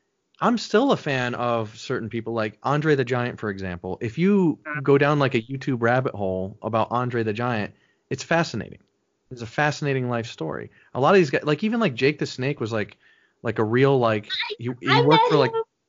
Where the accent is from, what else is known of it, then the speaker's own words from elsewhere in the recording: New York, United States; also born or lived in South Florida; Upstate New York, mainly. So, we moved around a little bit, but I'm a New Yorker.